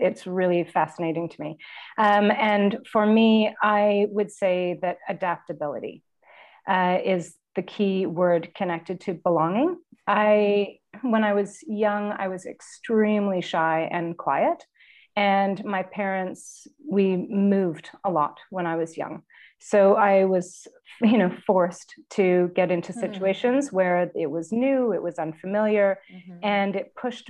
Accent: Ontario, Canada; my husband's from the West Coast and I'm from Ontario, and we spend our time between both locations.

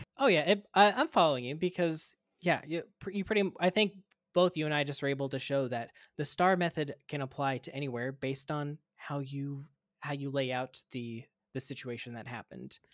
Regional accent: Kansas, United States; moved away as an adult; also born or lived in Gainesville, Florida; now in Minnesota, United States; I'm originally from Kansas, I went to pharmacy school at the University of Kansas

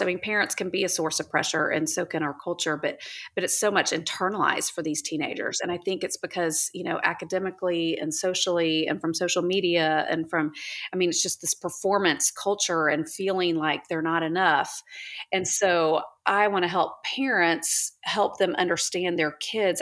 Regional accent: Houston, Texas, United States; also born or lived in Oklahoma; now in Dallas, United States; I'm from Houston

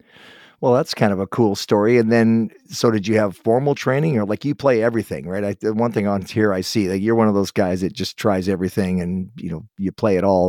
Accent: Guelph, Ontario, Canada; born there; And I was born in Guelph, so my family, my great-grandfather came from England, and he ended up in Brighton, and then they ended up in Guelph, Toronto, then Guelph, so.

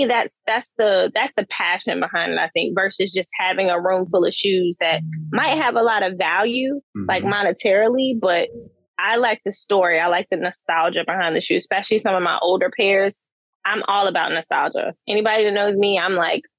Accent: Charlotte, North Carolina, United States; moved away as an adult; now in Durham, United States; I'm born and raised in Charlotte. I'm currently in Durham, so I'm still in North Carolina.

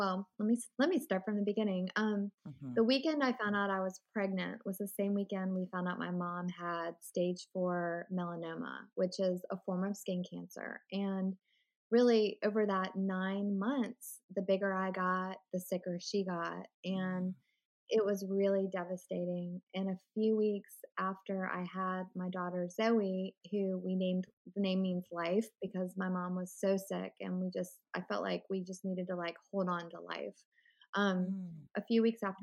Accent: Richmond, Virginia, United States; now in Winston-Salem, United States; I grew up in Richmond, Virginia, and that's where my whole family lives

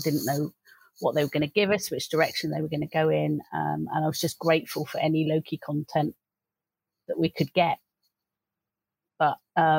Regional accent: Wimborne, South West England, United Kingdom; I'm from Wimborne in Dorset in the UK.

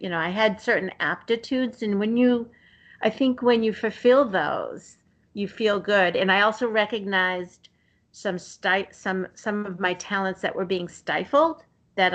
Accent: Somerville, Massachusetts, United States; I grew up in the city in Somerville, and so right outside of Boston

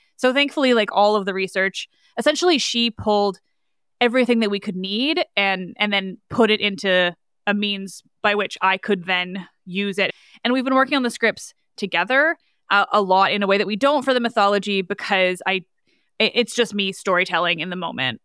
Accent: Canada; I am Canadian

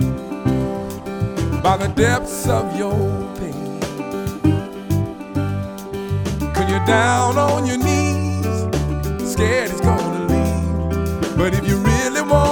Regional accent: Compton, California, United States; also born or lived in Los Angeles / New Orleans; I'm L.A. born and raised. Raised in Compton, living in L.A.

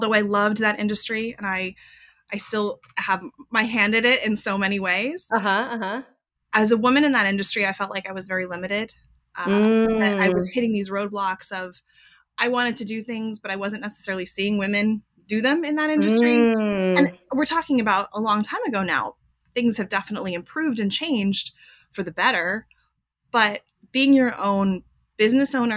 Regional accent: Los Angeles, California, United States; I'm born and raised in Los Angeles.

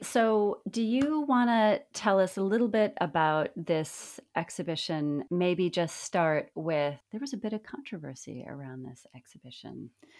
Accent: Midwest, United States; I'm from the Midwest

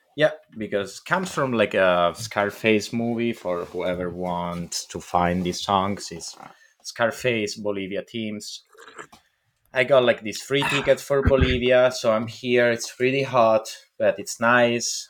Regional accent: Italy; English is a second language; moved away; I come from Italy

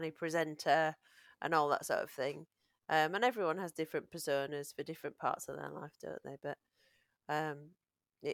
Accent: Yorkshire and the Humber, United Kingdom; accent: Yorkshire

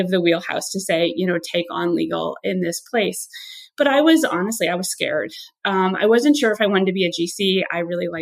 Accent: Midwest, United States; I'm originally from the Midwest, and there's sort of a joke that I'm an incredibly hardworking Midwestern person.

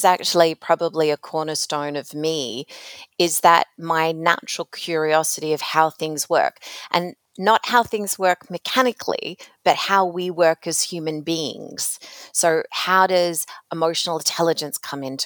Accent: Australia; moved away as an adult; also born or lived in North America; I grew up in another country. So most of my impactful working career has been in North America, but I'm originally from Australia

